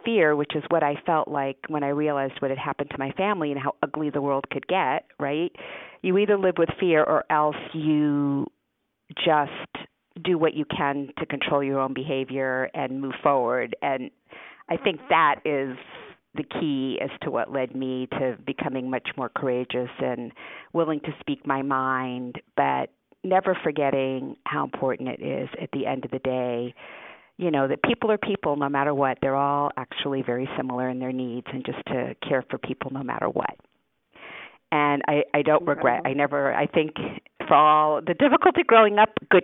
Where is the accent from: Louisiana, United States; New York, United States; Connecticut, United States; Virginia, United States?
Connecticut, United States; Newtown; first language Hungarian; English is a second language; we moved to Connecticut, and I grew up in Newtown, Connecticut